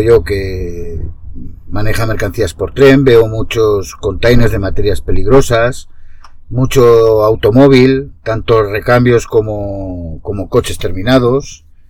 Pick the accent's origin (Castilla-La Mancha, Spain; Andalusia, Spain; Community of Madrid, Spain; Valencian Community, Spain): Valencian Community, Spain; Castellón de la Plana; Nosotros somos de Castellón